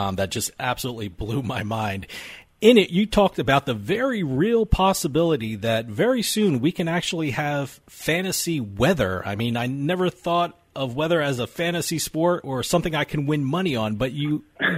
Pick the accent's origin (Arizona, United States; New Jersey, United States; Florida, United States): New Jersey, United States; I'm from New Jersey